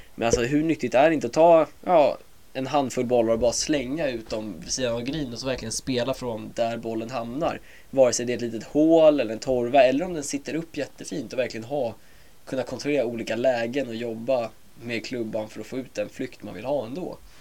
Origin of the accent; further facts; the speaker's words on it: Åkersberga, Stockholm County, Sweden; also born or lived in United States; jag är 23 år från Åkersberga